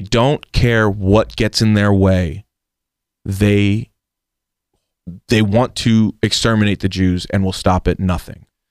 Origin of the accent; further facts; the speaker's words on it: United States; America and the United States is the country I grew up in. It's where I was born and raised